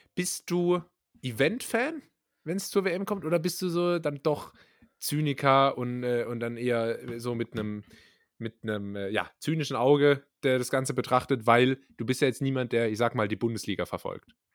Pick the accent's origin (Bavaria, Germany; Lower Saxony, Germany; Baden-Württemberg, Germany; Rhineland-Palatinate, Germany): Baden-Württemberg, Germany; Karlsruhe; als Karlsruher